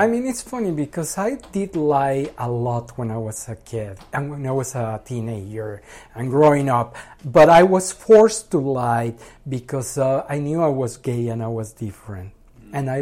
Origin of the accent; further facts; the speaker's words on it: Mexico; English is a second language; moved away as an adult; now in United States; I'm from Mexico.